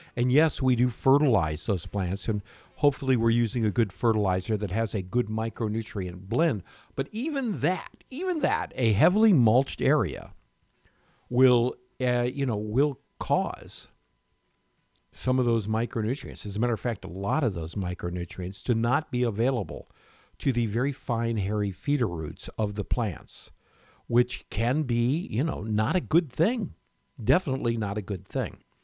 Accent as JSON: {"language": "English", "region": "Florida", "country": "United States", "tie": "born or raised there", "also_born_or_lived": "Michigan / Tarpon Springs, Florida", "said": "growing up in Florida and also in Michigan, where we had apple orchards"}